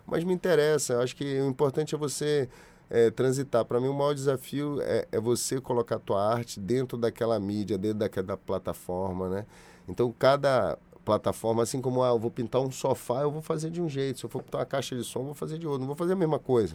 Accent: Salvador, Bahia, Brazil; now in Rio de Janeiro, Brazil; De Salvador, da onde eu nasci

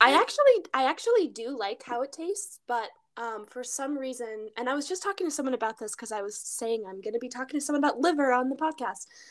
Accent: Alaska, United States; We grew up in Alaska

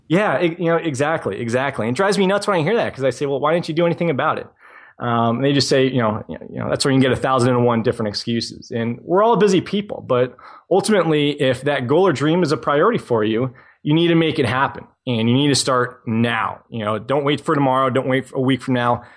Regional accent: New England, United States; I was that twelve-year-old kid in, growing up in New England, shoveling driveways for twenty dollars a pop

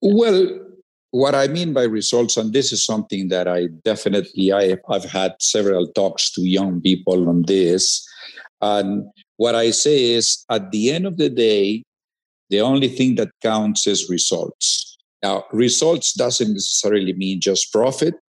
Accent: Peru; moved away as an adult; I grew up, you know, it's a small town actually in the second city of Peru

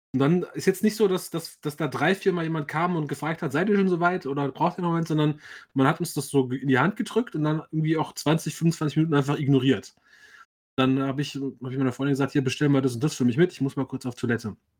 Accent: Frankfurt, Hesse, Germany; ich bin ja als gebürtiger Frankfurter, der eigentlich eher so aus, aus dem Randbezirk, aus dem Vorort kommt

